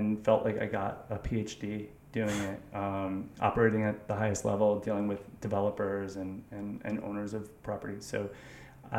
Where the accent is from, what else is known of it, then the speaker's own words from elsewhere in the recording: New York City, New York, United States; also born or lived in Westchester, New York; I grew up in Manhattan and went to high school in Westchester